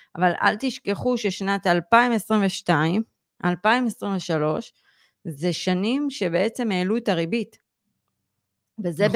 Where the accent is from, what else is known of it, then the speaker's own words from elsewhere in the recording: Israel; כישראלים, ובכלל יהודים היום